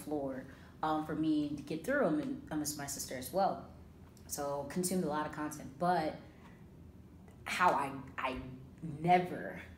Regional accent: Georgia, United States; So I came from Georgia, graduated from Kennesaw State University with an African and African diaspora studies major.

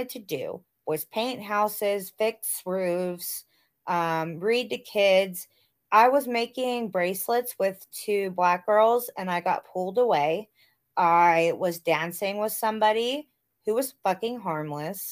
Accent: the South, United States; growing up in the South, and I went to school, I went to like an all-black school in elementary school, because where I grew up was still segregated.

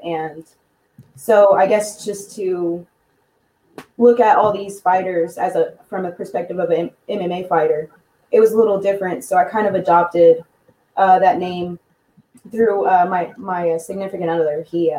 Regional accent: Clarksville, Tennessee, United States; Yes, Clarksville, Tennessee.

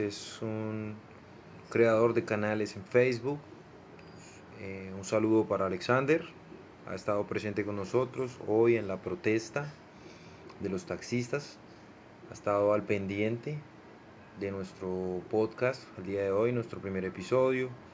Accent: Villavicencio, Meta, Colombia; soy un joven colombiano de la ciudad de Villavicencio

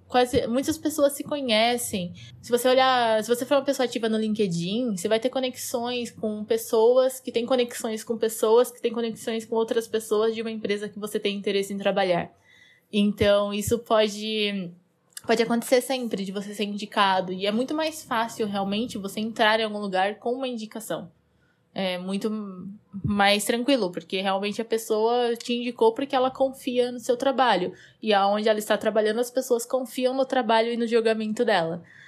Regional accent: Botucatu, São Paulo, Brazil; eu sou do interior de São Paulo, uma cidadezinha chamada Botucatu

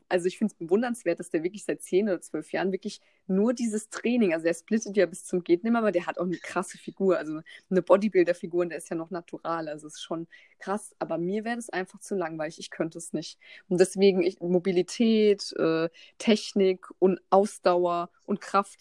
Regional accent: Mannheim, Baden-Württemberg, Germany; ich bin ja aus Mannheim

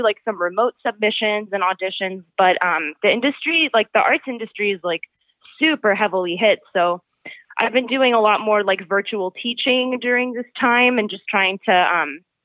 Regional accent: North Carolina, United States; also born or lived in Canada; now in New York, United States; me coming from North Carolina

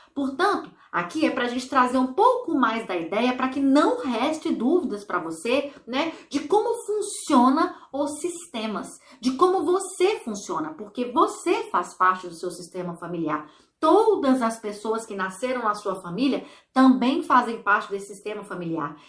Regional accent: Brazil; now in Ireland; não vivo no Brasil, sou brasileira, mas eu vivo em outro país.

